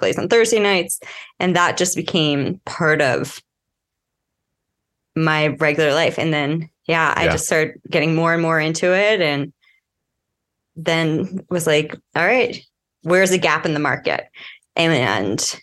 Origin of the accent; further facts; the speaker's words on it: New York City, New York, United States; moved away as an adult; now in Colorado, United States; I grew up in the New York City area.